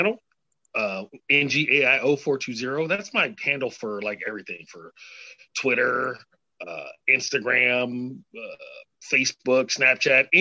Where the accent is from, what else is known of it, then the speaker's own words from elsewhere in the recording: San Francisco, California, United States; I grew up in San Francisco